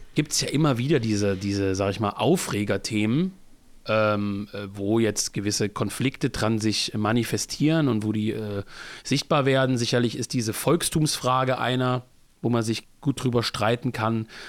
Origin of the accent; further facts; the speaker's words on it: Germany; als Deutscher